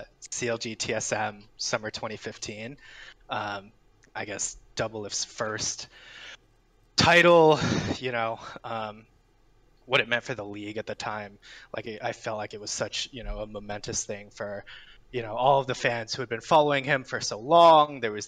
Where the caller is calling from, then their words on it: New York City, New York, United States; New York City, New York.